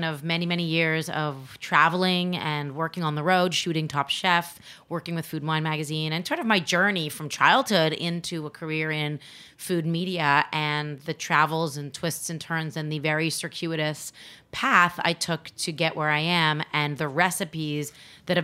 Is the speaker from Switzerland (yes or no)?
no; Canada; now in United States; I'm not actually American. I'm Canadian